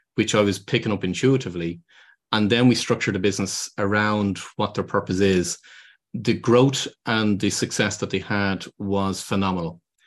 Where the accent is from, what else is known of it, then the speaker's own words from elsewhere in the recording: Ireland; moved away; I'm originally from Ireland